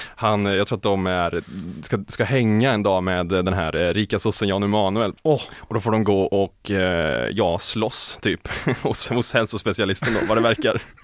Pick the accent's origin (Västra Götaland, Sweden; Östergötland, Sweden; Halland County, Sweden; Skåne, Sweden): Västra Götaland, Sweden; Västergötland; jag är själv från Västergötland